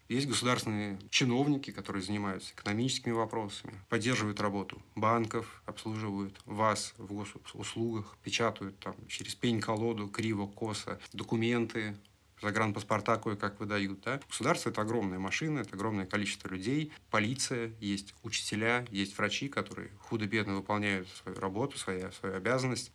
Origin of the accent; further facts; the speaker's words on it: Moscow, Russia; мы с тобой из Москвы